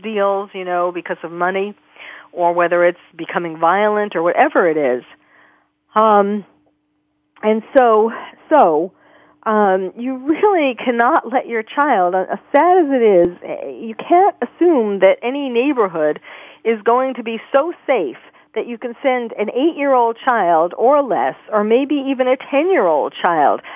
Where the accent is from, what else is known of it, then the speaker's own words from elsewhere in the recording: New York, United States; I grew up in New York